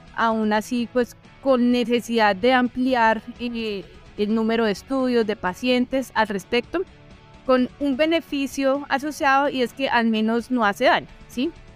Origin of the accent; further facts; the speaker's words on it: southwestern Colombia, Colombia; de donde yo vengo, que es del suroccidente colombiano